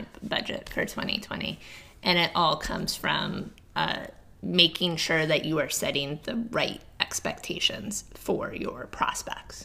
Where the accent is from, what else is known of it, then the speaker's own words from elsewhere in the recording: Cape Cod, New England, United States; I'm from the East Coast, grew up in New England